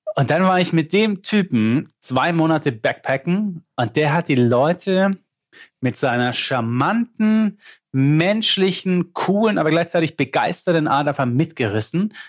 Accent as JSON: {"language": "German", "town": "Lindau", "region": "Bavaria", "country": "Germany", "tie": "born or raised there", "accent": "Swabian", "said": "ich schwätze nur Schwäbisch, ich bin der Bayer, aber wir schwätzen auch, weil, weil, weil aus Lindau"}